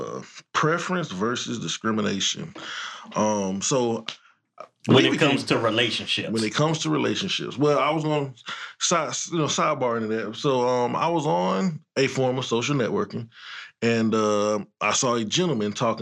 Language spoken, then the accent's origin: English; Georgia, United States; I'm from Georgia